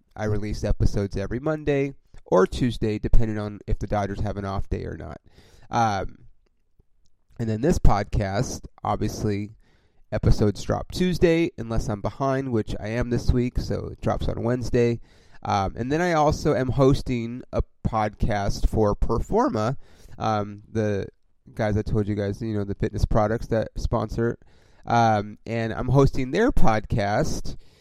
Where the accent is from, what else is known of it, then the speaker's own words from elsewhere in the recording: Los Angeles, California, United States; also born or lived in Oklahoma; I'm obviously from Los Angeles.